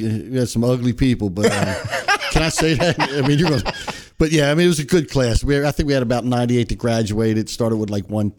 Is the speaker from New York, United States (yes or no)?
no; Philadelphia, Pennsylvania, United States; Philadelphia. Great city of Philadelphia.